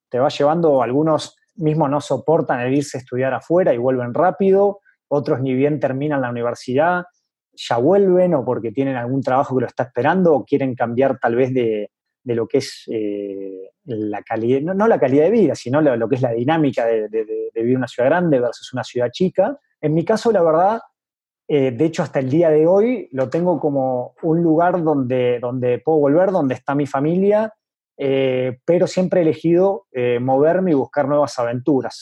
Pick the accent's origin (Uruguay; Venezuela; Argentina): Argentina; Venado Tuerto, Santa Fe; moved away as an adult; also born or lived in Córdoba, Argentina / Buenos Aires, Argentina / Basque Country, Spain / Paris, France; now in Mexico City, Mexico; mi ciudad natal, que como bien dijiste es eh, Venado Tuerto